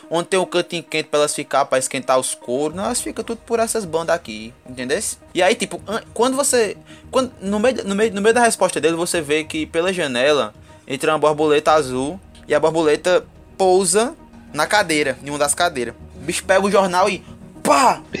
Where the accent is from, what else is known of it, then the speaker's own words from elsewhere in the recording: Ingá, Paraíba, Brazil; Eu sou de Ingá, sabe? Arrumei, um, arrumei, um, arrumei uma morena pra mim, eu vim morar aqui, porque a família dela era daqui.